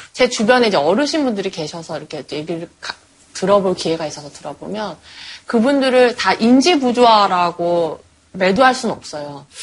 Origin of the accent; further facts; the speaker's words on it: Suwon, Gyeonggi Province, South Korea; 경기도 수원이요